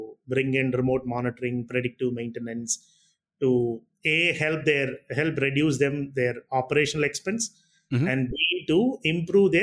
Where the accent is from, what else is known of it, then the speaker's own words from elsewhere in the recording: Chennai, Tamil Nadu, India; I'm born and brought up in Chennai.